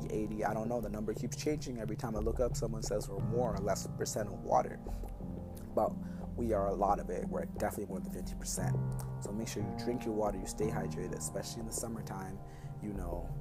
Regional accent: Toronto, Ontario, Canada; also born or lived in Jamaica; as a Canadian and as someone that's from the GTA, I have my pride

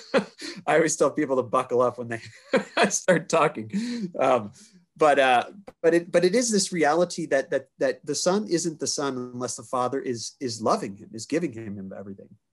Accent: Kansas City, United States; I grew up in Kansas City

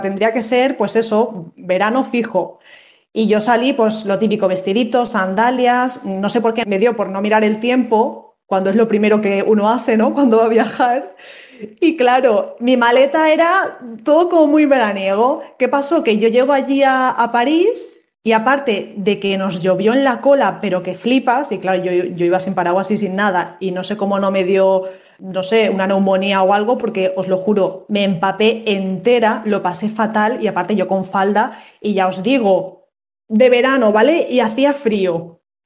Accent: Valencia, Valencian Community, Spain; yo soy de Valencia

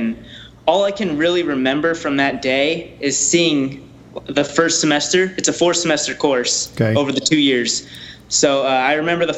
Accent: Orange County, California, United States; we're both from Orange County

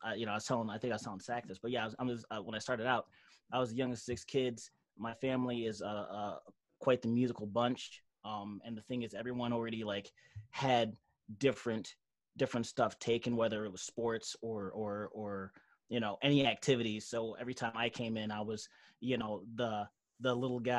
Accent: Auburn Hills, Michigan, United States; I'm from the Mitt, Michigan. Those don't know, Auburn Hills

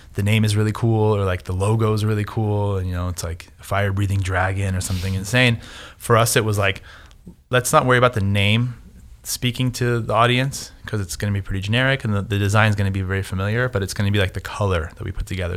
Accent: Southern California, United States; I'm from Southern California. I'm not Latin, but I spoke Spanish at, like, the age of two till now

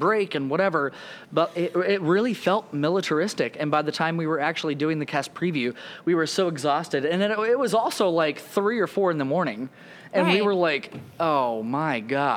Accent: Oklahoma, United States; moved away; I'm from Oklahoma. I was born in the middle of nowhere, and I, like, my grandparents had a farm. Like, when I tell you I'm a country kid, I'm a country kid.

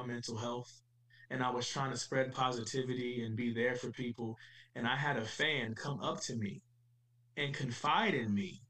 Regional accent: Cleveland, Ohio, United States; I'm from Cleveland, so I put on for my city

